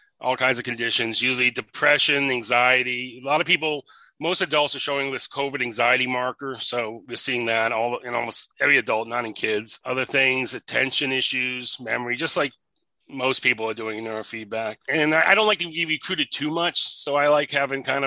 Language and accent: English; New England, United States; moved away; also born or lived in West Los Angeles, California; I grew up in New England